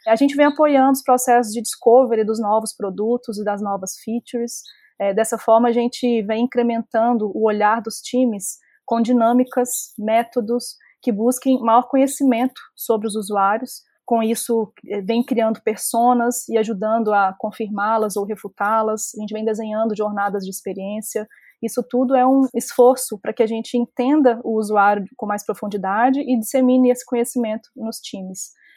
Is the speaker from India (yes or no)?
no; Minas Gerais, Brazil; Eu sou mineira, formada em psicologia